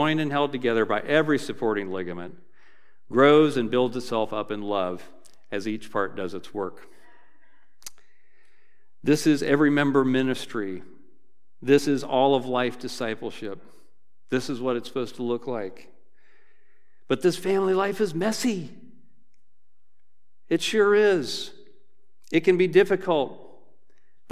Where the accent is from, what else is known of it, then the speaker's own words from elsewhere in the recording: Dayton, Ohio, United States; I'm from Dayton, so I went back to my church growing up